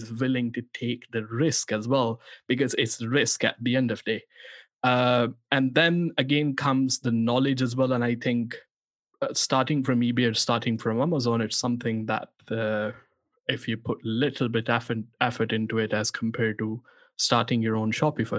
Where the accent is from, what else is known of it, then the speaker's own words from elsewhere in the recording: Pakistan; born there; English is a second language; And also, as I was born in Pakistan